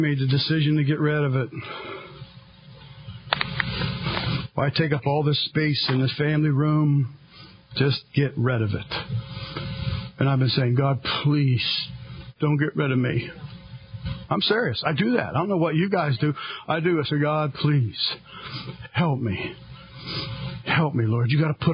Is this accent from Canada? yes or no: no; United States; I am a Christian, and I am an American